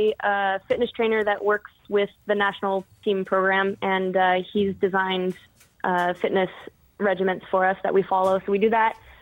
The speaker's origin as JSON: {"language": "English", "country": "Canada", "tie": "born or raised there", "said": "I grew up playing competitively in Canada"}